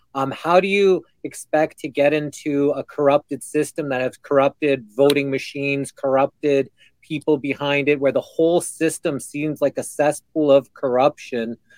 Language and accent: English; Alberta, Canada; I'm Canadian, with our biggest cities being in my province uh, in Calgary and Edmonton